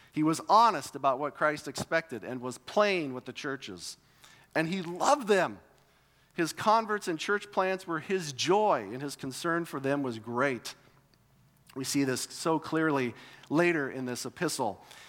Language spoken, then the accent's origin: English; United States; growing up in America